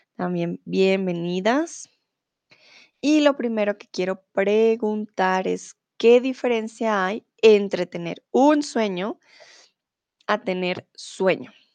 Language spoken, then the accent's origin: Spanish; Colombia; now in Germany; soy de Colombia, comúnmente vivo en Alemania y ahora estoy en eh, mi país, en Colombia